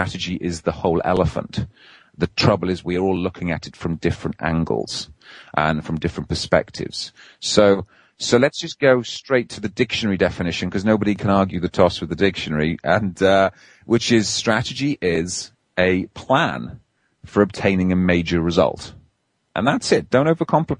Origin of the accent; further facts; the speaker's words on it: Wales, United Kingdom; now in England; I try to be as Welsh as I can. I live on the wrong side of the border these days and in English territory